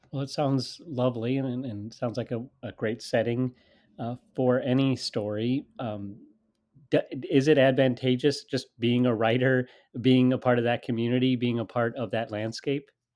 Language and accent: English; United States; I am an American. I'm speaking to you from the United States.